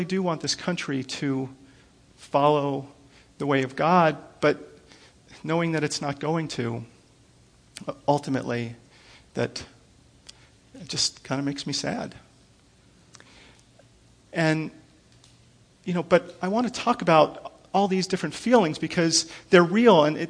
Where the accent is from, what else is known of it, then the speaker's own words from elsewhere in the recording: United States; I'm an American